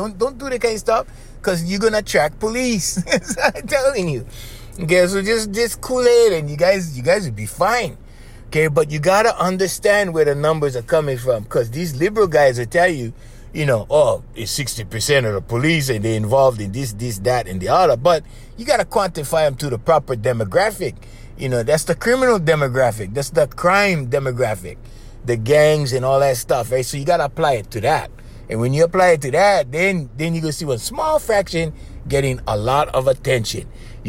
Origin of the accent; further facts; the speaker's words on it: United States; I saw all of that. I was very proud as an American. I was very proud of my son.